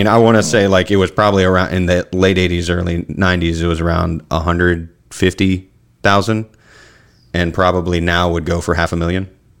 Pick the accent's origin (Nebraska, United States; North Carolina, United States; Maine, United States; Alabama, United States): North Carolina, United States; Charlotte; That's like where I grew up in Charlotte and Elizabeth. Like, my family got in there in 89, right before Hurricane Hugo hit.